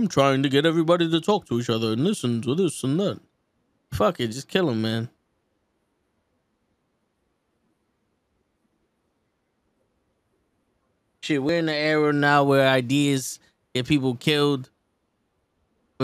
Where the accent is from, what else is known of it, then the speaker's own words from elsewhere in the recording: Saskatchewan, Canada; AEW Dynamite is coming to my hometown of Saskatchewan.